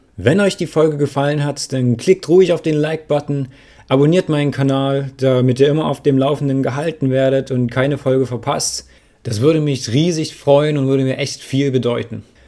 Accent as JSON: {"language": "German", "town": "Dresden", "region": "Saxony", "country": "Germany", "said": "Ich komme aus Dresden"}